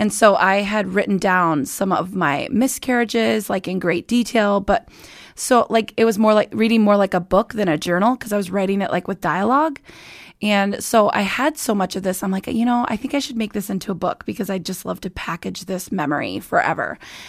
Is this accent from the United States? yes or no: yes; Estherville, Iowa, United States; Estherville, Iowa.